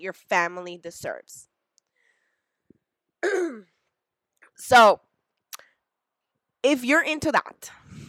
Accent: El Salvador; I'm from El Salvador

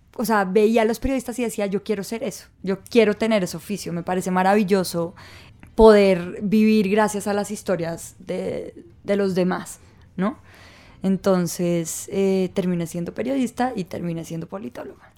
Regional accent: Bogotá, Colombia; also born or lived in Ibagué / Armenia; toda mi vida. Eso sí, llegué con tres meses a Bogotá, pero, pero digamos que no nací en Bogotá

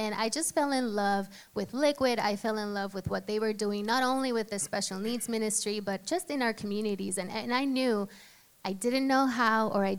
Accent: Puerto Rico; moved away as an adult; now in Morris County, United States; So I grew up in Puerto Rico. I went to law school there.

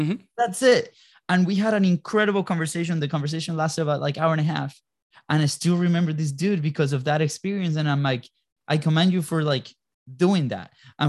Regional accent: Jacksonville, Florida, United States; I'm also from Jacksonville, Florida.

